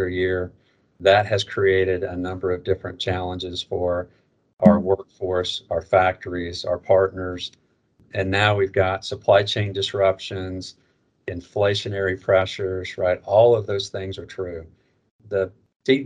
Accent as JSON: {"language": "English", "region": "Northwest Arkansas", "country": "United States", "tie": "born or raised there", "also_born_or_lived": "Little Rock, Arkansas", "said": "I grew up in Arkansas. I was born in Little Rock. I was raised in Northwest Arkansas."}